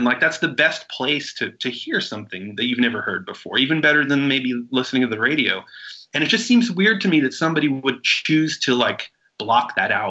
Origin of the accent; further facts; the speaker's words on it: New York City, New York, United States; I mean, I'm a native New Yorker and I've never been to the Statue of Liberty.